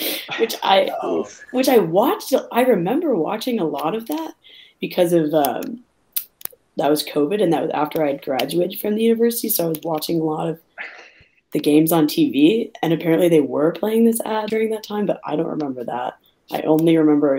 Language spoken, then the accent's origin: English; Riverside, Illinois, United States; I'm from Riverside, Illinois, and I went to Fenwick High School